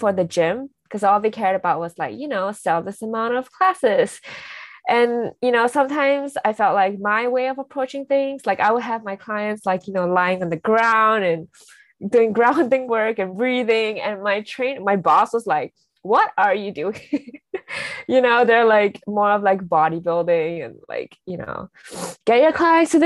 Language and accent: English; Singapore; moved away as an adult; now in Los Angeles, United States; I'm also Singaporean.